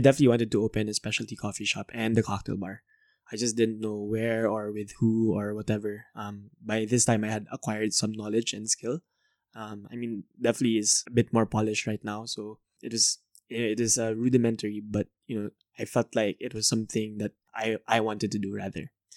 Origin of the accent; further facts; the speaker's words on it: Manila, Metro Manila, Philippines; also born or lived in Canada; I'm from Manila, Philippines